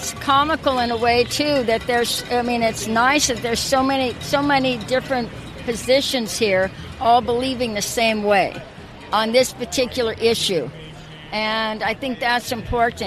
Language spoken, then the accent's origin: English; Oakland, California, United States; I live in Oakland. I grew up in Oakland